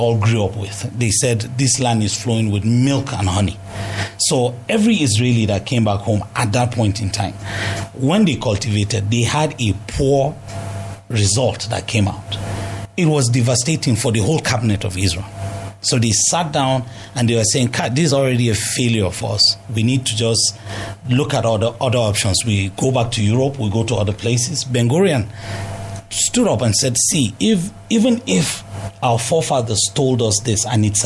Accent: Jos, Plateau, Nigeria; I'm from Jos

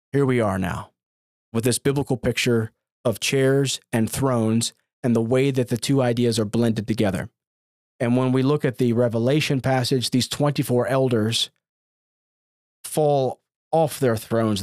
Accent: United States; as American Christians

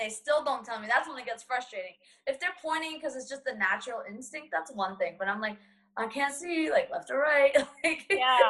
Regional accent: Boston, Massachusetts, United States; ever since I was a kid and growing up in Boston

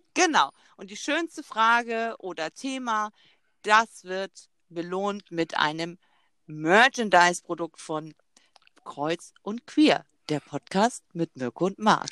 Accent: Zeven, Lower Saxony, Germany; als Kind ähm, bei Wischhusen, das war so ein Spielzeugladen bei uns in Zeven

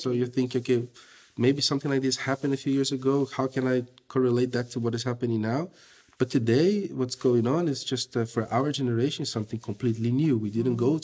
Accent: Brazil; moved away as an adult; now in Belgium; I'm from Brazil. My wife is from Russia. We live okay. in Belgium.

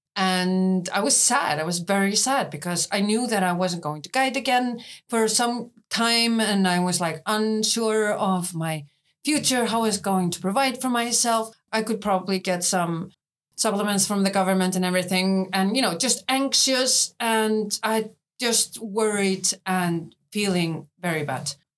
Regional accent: Hafnarfjörður, Capital Region, Iceland; I am running youth centers and counseling centers in my hometown of Hafnarfjörður

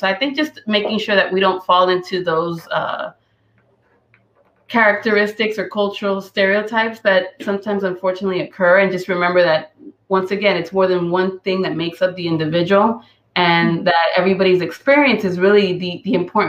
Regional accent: Puerto Rico; I'm from Puerto Rico, I'm a female.

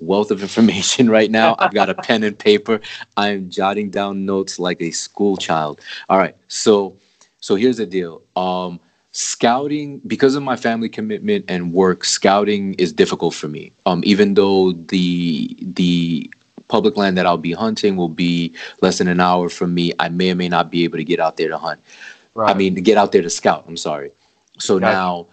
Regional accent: New York City, New York, United States; I'm from New York City

